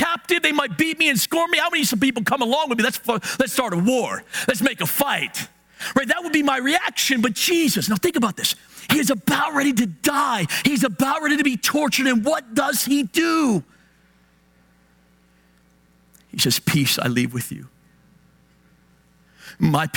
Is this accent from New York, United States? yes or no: no; Hagerstown, Maryland, United States; Now, I'm from Hagerstown. I'm from the West End.